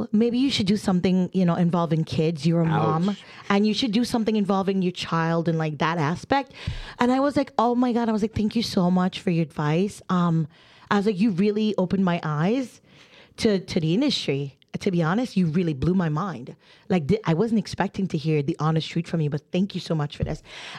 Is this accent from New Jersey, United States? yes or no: yes; New Jersey, United States; I am from Jersey. I talk with my hands and I'm not aggressive. at all.